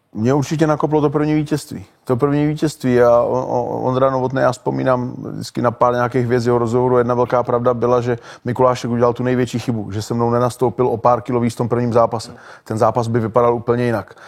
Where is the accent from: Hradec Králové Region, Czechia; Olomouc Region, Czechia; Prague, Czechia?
Olomouc Region, Czechia; Olomouc; v Olomouci, v mým, v mým rodným městě